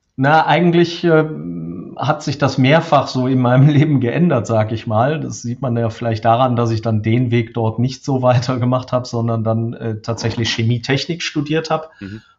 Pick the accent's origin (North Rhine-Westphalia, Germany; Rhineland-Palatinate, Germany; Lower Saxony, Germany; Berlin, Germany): North Rhine-Westphalia, Germany; Krefeld; now in Dortmund, Germany; aufgewachsen bin ich tatsächlich am Niederrhein. Ich bin also hier in Dortmund, wo ich aktuell sitze, nur Zugereister. Ähm, komme ursprünglich aus äh, Krefeld.